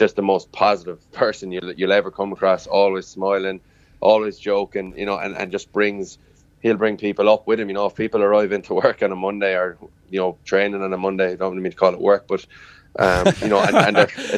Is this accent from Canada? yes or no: no; Limerick, Munster, Ireland; I'm from Limerick, I'm a proud Limerick and Munster man